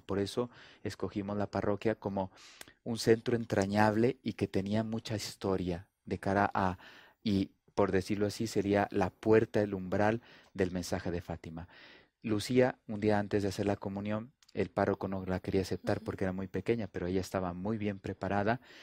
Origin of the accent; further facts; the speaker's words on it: Durango, Mexico; moved away; also born or lived in Italy / Colombia / Spain / Portugal; nací en Durango, eh, soy mexicano, pero ya tengo 25 años en Europa.